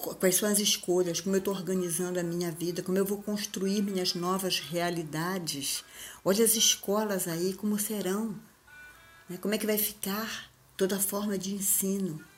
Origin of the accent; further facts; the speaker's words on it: Belém, Pará, Brazil; Eu sou de Belém, lá de cima